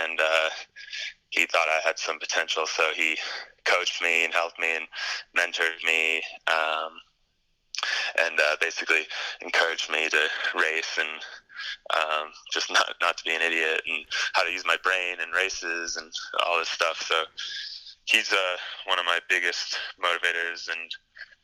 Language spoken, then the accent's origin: English; Pacific Northwest, Washington, United States; I grew up in the Pacific Northwest in Washington.